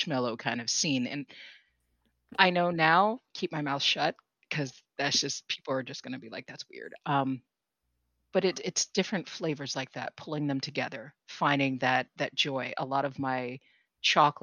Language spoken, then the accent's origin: English; California, United States; now in New England, United States; I grew up in California